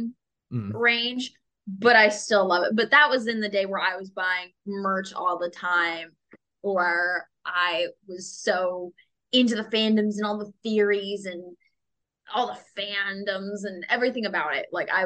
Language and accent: English; Seattle, Washington, United States; now in Los Angeles, United States; I grew up in Seattle